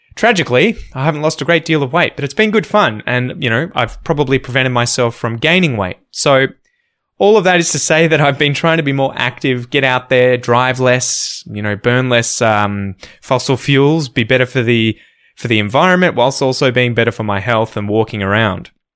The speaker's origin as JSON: {"language": "English", "country": "Australia"}